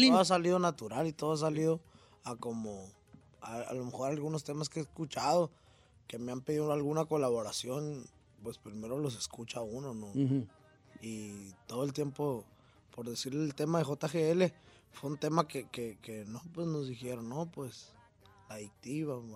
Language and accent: Spanish; Caborca, Sonora, Mexico; yo soy de Caborca.